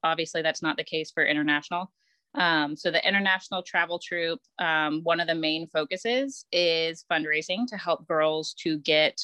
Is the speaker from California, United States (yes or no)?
yes; Santa Clara County, California, United States; now in Raleigh-Durham, United States; I started Girl Scouts in Santa Clara County Council, which I believe now is Girl Scouts of Northern California